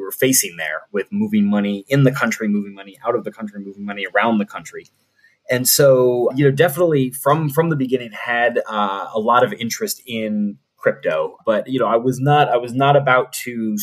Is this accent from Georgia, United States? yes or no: no; New Orleans, Louisiana, United States; also born or lived in Auburn, Alabama; I grew up in New Orleans, Louisiana, one of the best cities in the world.